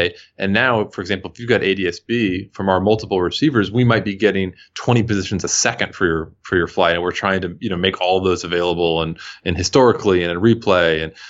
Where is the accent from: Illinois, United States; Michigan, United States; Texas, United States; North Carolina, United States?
Texas, United States; Houston; I'm originally from Houston and flew to see family here.